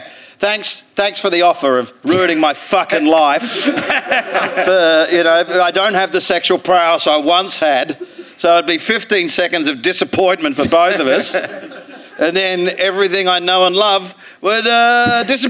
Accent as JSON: {"language": "English", "country": "Australia", "also_born_or_lived": "East Midlands, England", "moved": "yes", "lives_now": "England", "said": "being Australian"}